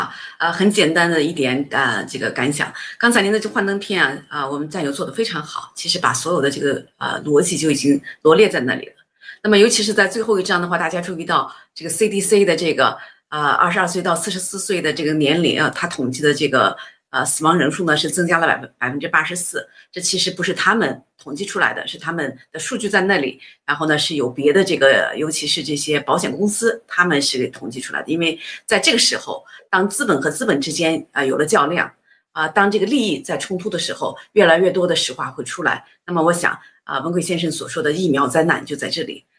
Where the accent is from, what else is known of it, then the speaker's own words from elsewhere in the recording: China; 那么我们中国人是非常聪明的，即便是在这个几千年前，我们都知道大禹治水是要疏而不是堵。